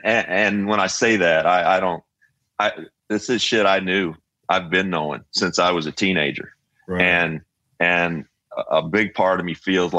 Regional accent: Kentucky, United States; growing up in Kentucky.

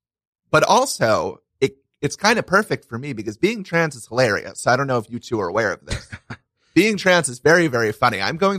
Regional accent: Brooklyn, New York, United States; I grew up in Brooklyn down there. In Sheepshead Bay.

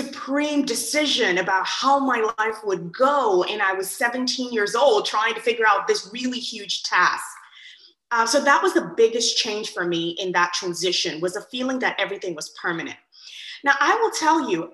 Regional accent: Nigeria; moved away; I was born in Nigeria and raised, and I was raised by two physician parents

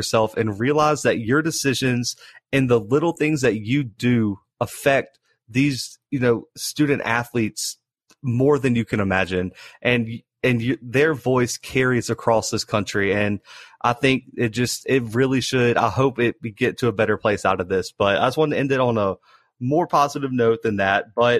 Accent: United States; We're both from Alabama, Mississippi area.

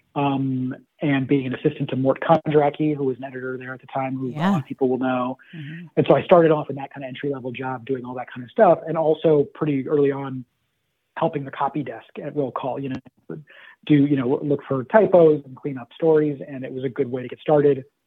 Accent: Los Angeles, California, United States; moved away as an adult; also born or lived in Berkeley, California; now in Washington, D.C., United States; I'm originally from Los Angeles and grew and raised there

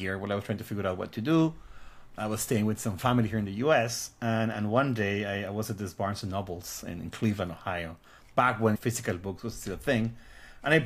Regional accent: Guadalajara, Jalisco, Mexico; moved away as an adult; now in United States; So I was born in Mexico in the city of Guadalajara. I actually lived there most of my life. I moved to the US when I was like 23, 24

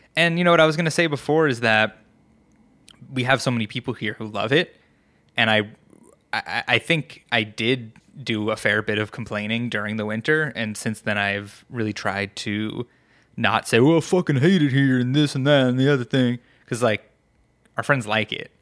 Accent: New York, United States; also born or lived in Colorado; now in Vancouver, Washington, United States; growing up in New York

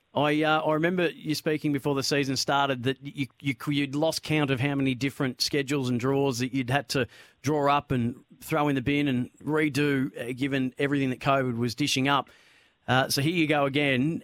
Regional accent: Bendigo, Victoria, Australia; in Bendigo, by the way. It was uh, my hometown

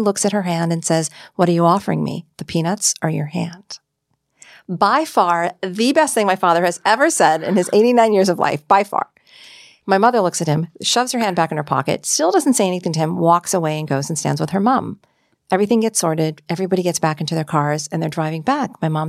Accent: Marquette, Michigan, United States; I was born in Marquette, Michigan.

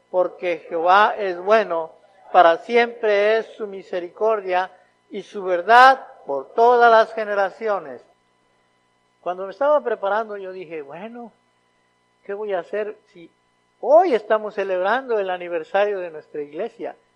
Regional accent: Mexico; moved away as an adult; allá por 1996, mi esposa, mi hija Abigail y yo llegamos a esta ciudad, viniendo de México.

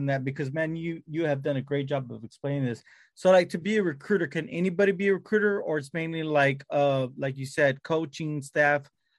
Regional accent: Texas, United States; I'm from Texas.

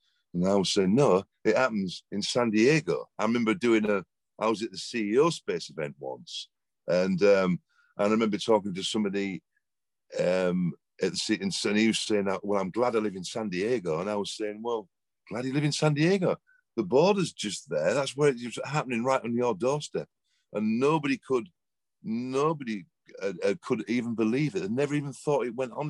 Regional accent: England, United Kingdom; moved away as an adult; now in Malibu, United States; you can tell by the accent, I'm from England, not from round here, but I live in Malibu now in Los Angeles.

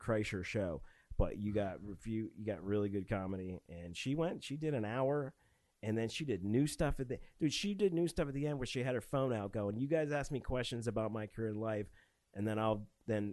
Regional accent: Northeast Pennsylvania, United States; also born or lived in Pittsburgh, Pennsylvania / West Virginia; I was born in Pittsburgh, but I was raised in Northeast Pennsylvania.

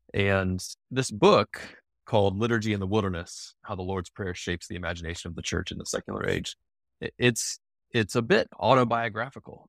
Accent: Charlottesville, Virginia, United States; moved away as an adult; also born or lived in Denver / Washington, D.C.; I grew up in Charlottesville. It's a university town.

